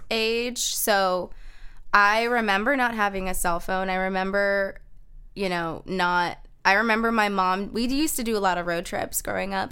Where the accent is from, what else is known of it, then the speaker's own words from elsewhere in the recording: Kissimmee, Florida, United States; moved away; I grew up in Kissimmee, Florida.